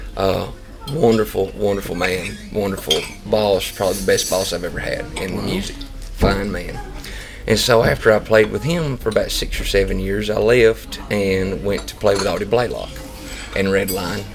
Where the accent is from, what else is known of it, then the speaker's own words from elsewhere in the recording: North Georgia, United States; I'm from North Georgia, but uh, I mean I live 20 minutes from the Tennessee line